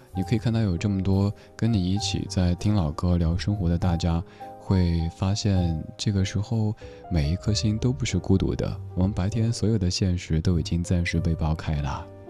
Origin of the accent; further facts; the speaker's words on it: Sichuan, China; accent: Sichuanese; 用我嘉年华四川话来说